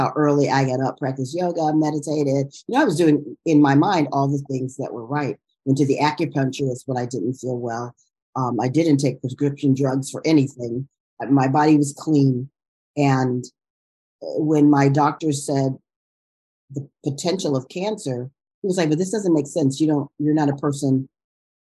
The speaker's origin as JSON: {"language": "English", "town": "Chicago", "region": "Illinois", "country": "United States", "tie": "born or raised there", "also_born_or_lived": "New York", "moved": "as an adult", "lives_now": "Inglewood, United States", "said": "I grew up in Chicago, was coming from Chicago"}